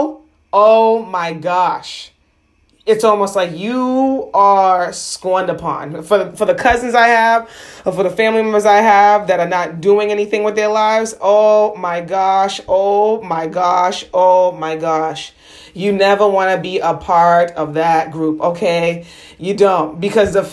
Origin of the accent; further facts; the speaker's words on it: United States; being first generation American